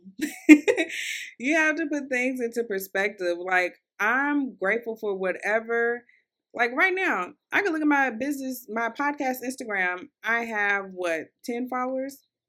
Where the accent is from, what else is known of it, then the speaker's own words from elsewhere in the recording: Louisville, Kentucky, United States; I'm from Louisville, Kentucky. Um, so, I kinda got an accent, and I feel like my accent is getting worse the older I get